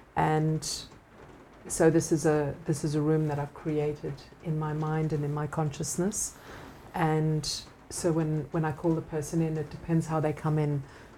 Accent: Australia; You know, I'm Aussie.

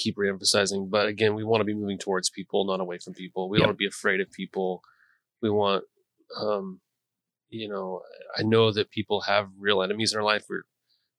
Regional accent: Montana, United States; now in Gresham, United States; I'm from Montana.

